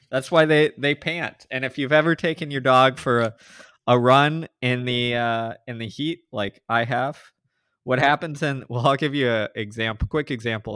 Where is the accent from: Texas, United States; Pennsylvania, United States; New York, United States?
Texas, United States; Houston; I grew up in Houston, suburbs, you know, have lived here all but a handful of years in my life